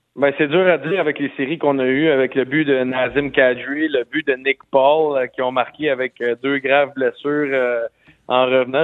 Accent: Quebec, Canada; moi comme Québécois euh, canadien

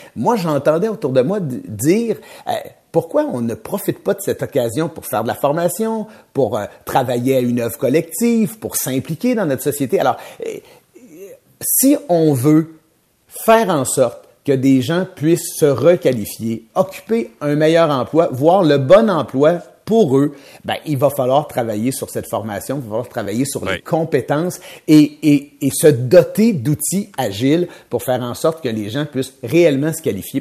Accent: Trois-Rivières, Quebec, Canada; Moi, je viens de Trois-Rivières

